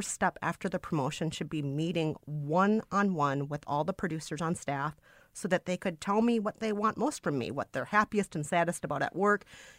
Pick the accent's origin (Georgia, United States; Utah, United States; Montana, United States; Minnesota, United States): Minnesota, United States; as a Minnesotan